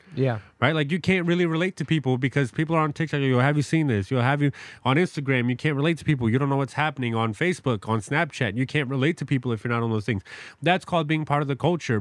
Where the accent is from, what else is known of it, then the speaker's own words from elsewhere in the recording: New York City, New York, United States; now in Madison, United States; I grew up in New York City